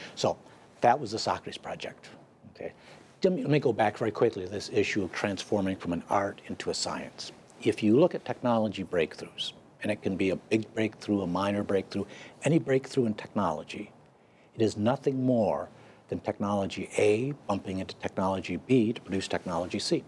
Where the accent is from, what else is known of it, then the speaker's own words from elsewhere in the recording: United States; I'm an American